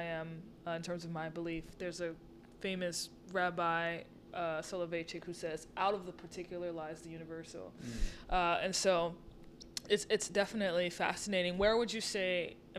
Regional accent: New Orleans, Louisiana, United States; moved away as an adult; now in Brooklyn, United States; I'm not from here. I'm from New Orleans originally. So I moved here 3 years ago.

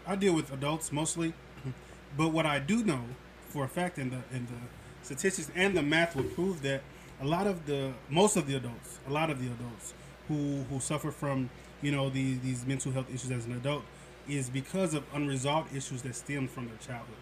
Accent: St. Louis, Missouri, United States; I'm from St. Louis

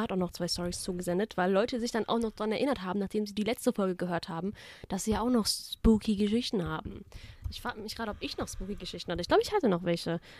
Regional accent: Baden-Württemberg, Germany; So, ich komme aus dem Black Forest.

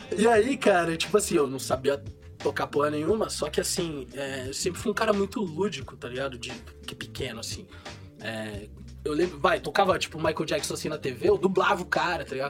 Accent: São Paulo, Brazil; now in São José dos Campos, Brazil; eu sou nascido e criado em São Paulo, né, mano? Nasci na Moca

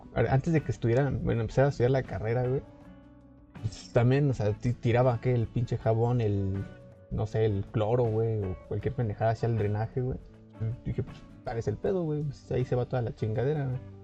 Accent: Mexico; nosotros como ciudadanos mexicanos

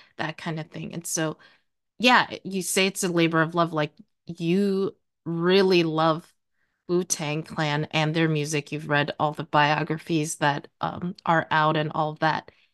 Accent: New York, United States; I'm not from Ohio. I grew up in New York

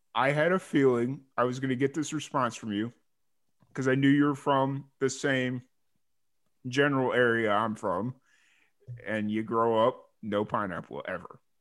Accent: Chicago, Illinois, United States; now in Texas, United States; from Chicago, but I just kind of live in Texas

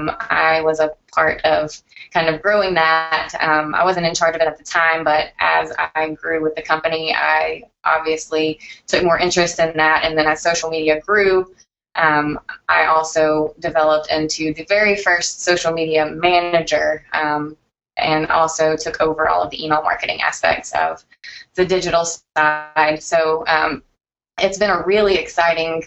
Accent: Nashville, Tennessee, United States; born or raised there

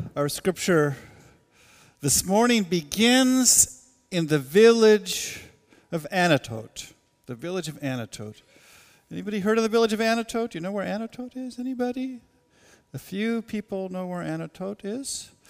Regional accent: Portland, Oregon, United States; now in Goshen, United States; The place, uh, that I was born, Portland, Oregon, is meaningful to me.

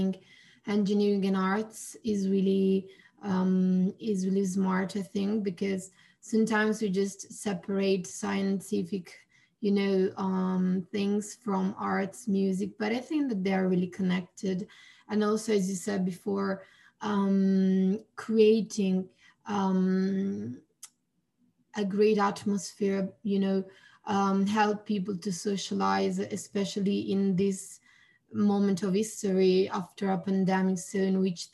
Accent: Italy; I'm from Italy

